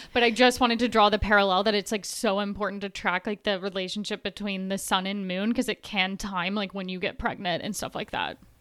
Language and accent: English; Tennessee, United States; I grew up in Tennessee